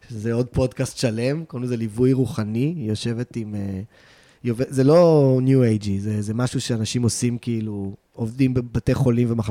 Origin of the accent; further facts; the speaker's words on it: Tel Aviv, Tel Aviv District, Israel; also born or lived in Los Angeles; אני בא מבית תל אביבי, אני אה, מתל אביב.